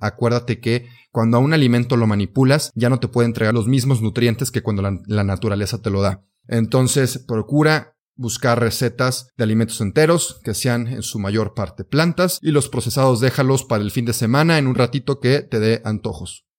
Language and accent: Spanish; Mexico; yo soy mexicano